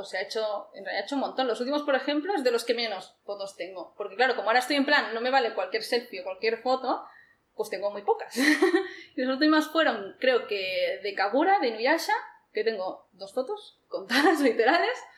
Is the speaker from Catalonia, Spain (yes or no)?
yes; Barcelona, Catalonia, Spain; Sí, doy gracias por haber nacido aquí